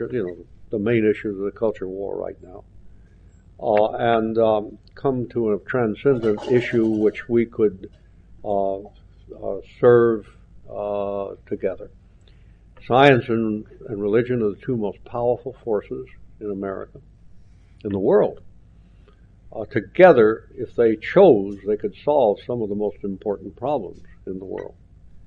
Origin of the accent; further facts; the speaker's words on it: Alabama, United States; I'm a native son. I'm from Alabama.